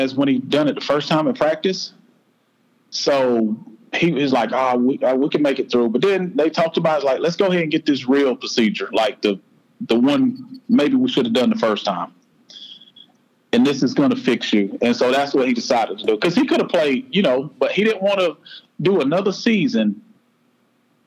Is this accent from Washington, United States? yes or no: no; South Florida, United States; now in Shelby, United States; I grew up in South Florida, a single parent